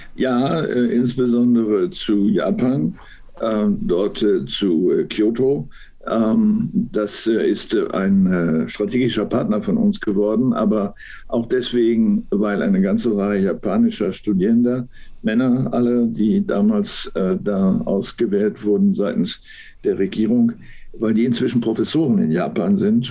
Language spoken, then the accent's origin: German; Münster, North Rhine-Westphalia, Germany; moved away as an adult; also born or lived in Berlin; now in Hamburg, Germany; meiner Heimatstadt Münster